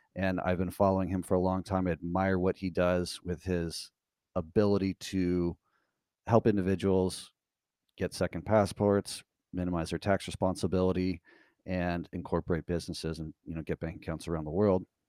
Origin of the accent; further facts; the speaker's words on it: United States; as an American citizen